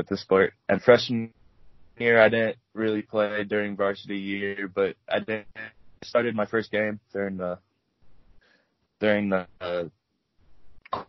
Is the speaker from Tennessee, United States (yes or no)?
no; Lena, Illinois, United States; I'm from Lena, Illinois. That's really, really small town